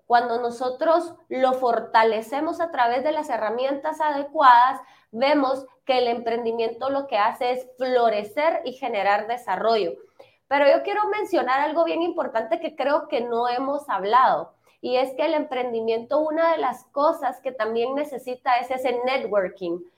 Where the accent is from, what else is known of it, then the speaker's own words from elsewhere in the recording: Guatemala; nosotros como guatemaltecos